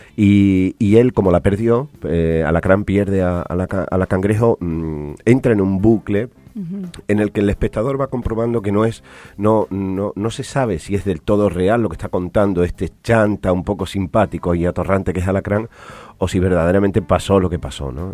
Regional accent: Almendralejo, Extremadura, Spain; also born or lived in Badajoz; yo vengo de, España, de, de, Badajoz. Bueno, nací en Almendralejo, una ciudad pequeñita

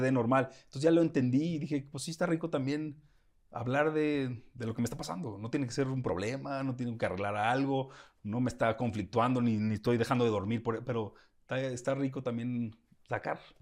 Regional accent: Guadalajara, Jalisco, Mexico; soy de Guadalajara, tengo más, no sé, un tono

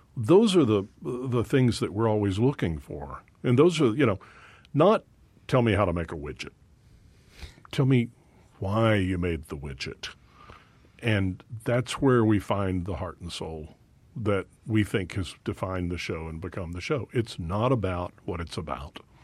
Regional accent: Dallas, Texas, United States; I was born in Dallas

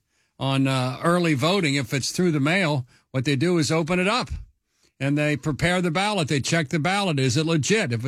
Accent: Kentucky, United States; now in Ohio, United States; Kentucky, my home state

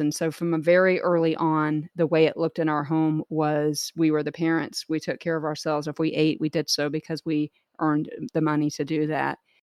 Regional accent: Jacksonville, Florida, United States; also born or lived in Clearwater / Tampa Bay area; born and raised in Jacksonville, Florida

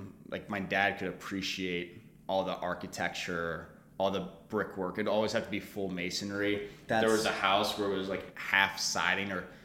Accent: St. Charles County, outside St. Louis, Missouri, United States; I grew up outside of St. Louis in St. Charles County

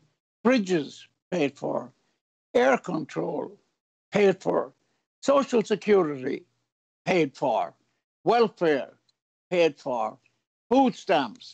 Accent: Ireland; now in United States; I'm not proud of being Irish

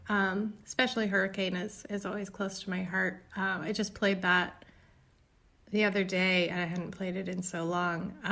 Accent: Indiana, United States; So you could conceivably say all of the songs are about growing up in Indiana or none of the songs. I would say all of them.

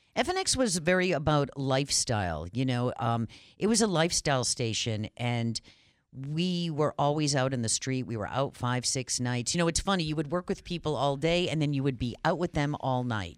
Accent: North Shore, Massachusetts, United States; I grew up on the North Shore

